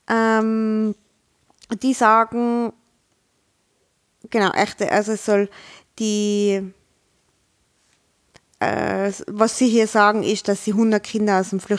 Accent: Tyrol, Austria; Ja, und wir sind Tiroler, wir könnten sowieso nicht da.

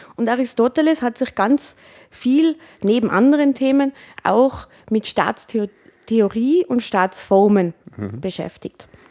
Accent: Tyrol, Austria; Als Tirolerin

